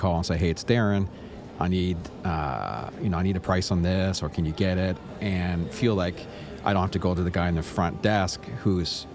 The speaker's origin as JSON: {"language": "English", "country": "Canada", "said": "I'm from Canada"}